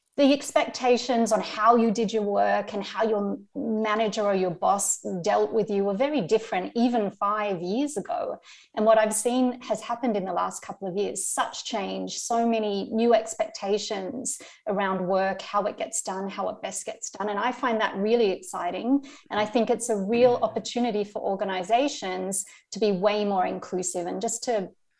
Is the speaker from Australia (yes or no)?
yes; Australia; moved away as an adult; now in Germany; I am Australian